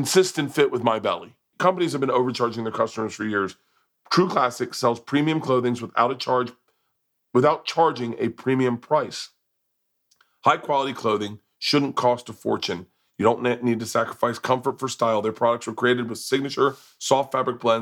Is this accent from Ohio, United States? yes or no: no; Florida, United States; I grew up in Florida